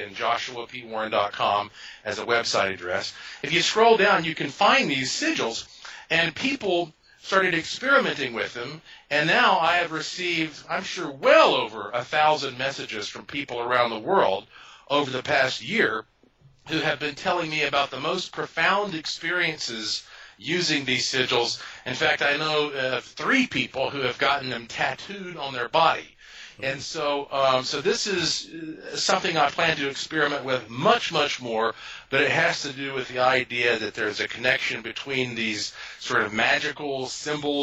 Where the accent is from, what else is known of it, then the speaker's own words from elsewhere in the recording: Asheville, North Carolina, United States; I was born and raised in Asheville, North Carolina, which is the heart of the oldest mountains in North America